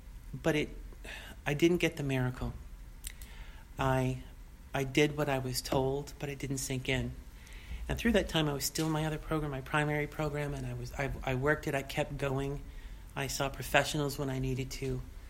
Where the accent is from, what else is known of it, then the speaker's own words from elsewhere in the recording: Boston, Massachusetts, United States; You know, I came from Boston, the East Coast.